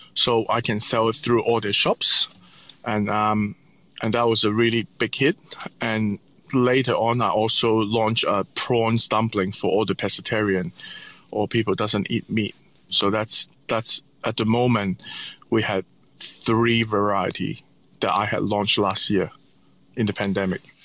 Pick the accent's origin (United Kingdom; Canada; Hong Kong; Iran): Hong Kong; also born or lived in North America / Italy; now in Sydney, Australia; growing up in Hong Kong